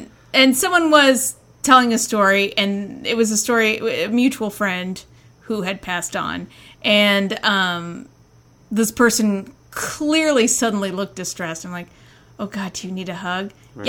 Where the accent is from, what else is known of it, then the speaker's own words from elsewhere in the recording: Indiana, United States; accent: Hoosier; now in Minnesota, United States; That, and I'm not even originally from Minnesota. I'm from Indiana.